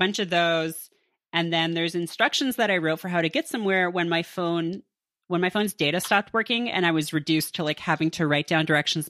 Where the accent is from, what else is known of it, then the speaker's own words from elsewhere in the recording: Canada; They can take advantage of my generosity and inborn kindness because I'm from Canada.